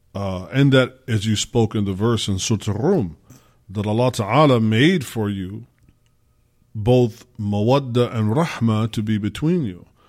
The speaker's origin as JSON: {"language": "English", "region": "Midwest", "country": "United States", "said": "I got my culture as an American, as a Black American, as a Midwesterner."}